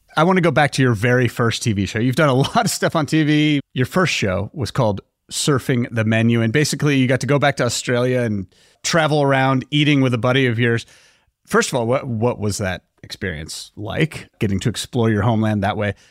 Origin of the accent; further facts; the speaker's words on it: Los Angeles, California, United States; now based here in my hometown of Los Angeles